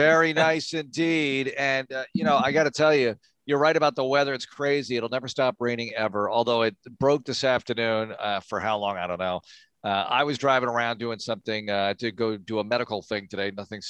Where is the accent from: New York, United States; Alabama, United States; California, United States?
New York, United States; New York area, United States; moved away; I grew up in the New York area.